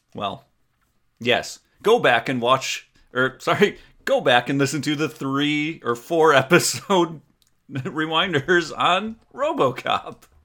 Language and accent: English; Door County, Wisconsin, United States; I grew up in Door County, Wisconsin.